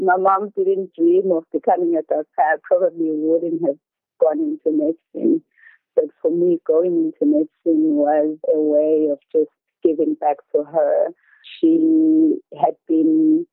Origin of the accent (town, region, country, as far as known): Mseleni, KwaZulu-Natal, South Africa; born or raised there; English is a second language